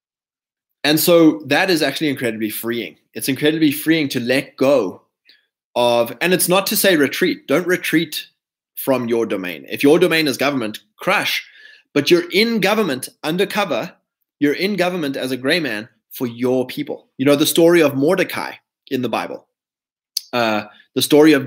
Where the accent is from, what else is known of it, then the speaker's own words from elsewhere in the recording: South Africa; I'm not South African